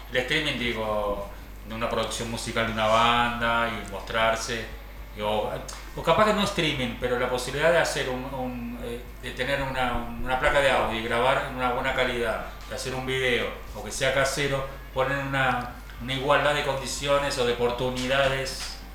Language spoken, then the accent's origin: Spanish; Buenos Aires, Argentina; moved away as an adult; now in Traslasierra, Argentina; siendo porteño, ¿no? que vivo acá hace unos años